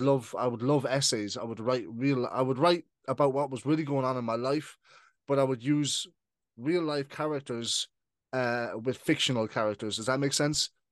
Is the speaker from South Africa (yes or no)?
no; Ireland; also born or lived in United Kingdom; I moved to Ireland when I was 7 mm-hmm. So I've been living in Ireland for now for twenty years